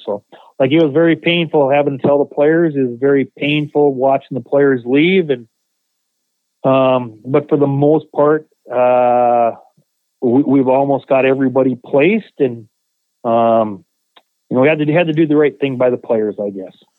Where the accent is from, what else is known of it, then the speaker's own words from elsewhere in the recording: Minot, North Dakota, United States; moved away; my hometown in Minot, North Dakota